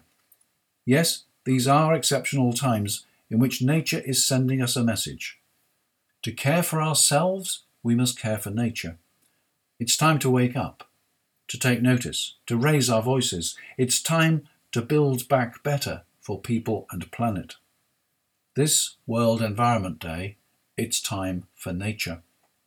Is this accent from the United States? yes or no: no; United Kingdom; I'm British